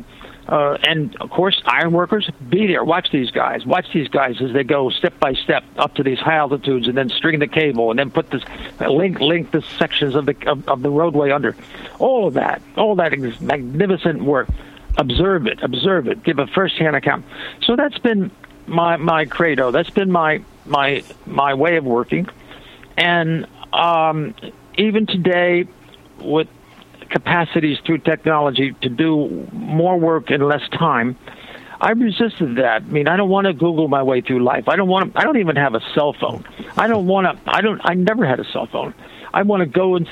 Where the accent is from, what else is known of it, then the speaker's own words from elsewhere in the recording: Ocean City, New Jersey, United States; moved away; It's Ocean City, New Jersey is the name of my hometown, south of Atlantic City by about 12 miles